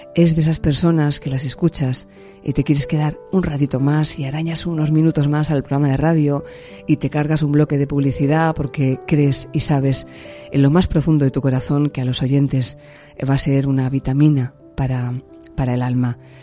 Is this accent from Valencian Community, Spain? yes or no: yes; Alicante, Valencian Community, Spain; moved away as an adult; now in Tenerife, Spain; yo soy alicanaria, porque nací en Alicante, soy valenciana, pero me vine con veintipocos años a las Islas Canarias